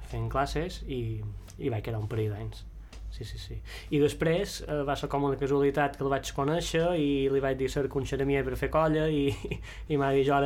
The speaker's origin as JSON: {"language": "Catalan", "area": "Mallorca", "region": "Balearic Islands", "country": "Spain", "said": "Som de... la mateixa sí. zona de, de Mallorca i, i sí, una zona bastant, bastant cohesionada."}